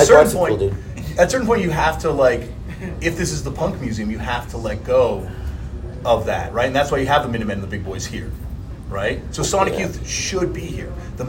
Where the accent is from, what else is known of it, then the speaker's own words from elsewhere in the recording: Canada; Look at me, I'm Canadian, I definitely can.